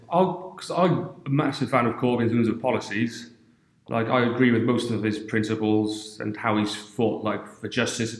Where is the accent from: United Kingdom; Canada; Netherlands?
United Kingdom; Wales; as a Welsh person